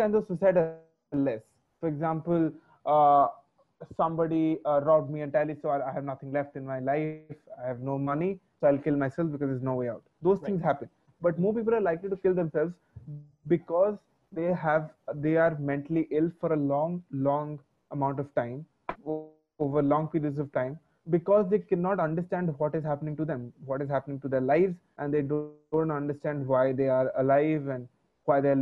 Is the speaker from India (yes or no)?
yes; Orissa, Odisha, India; also born or lived in Bangalore; I'm from Orissa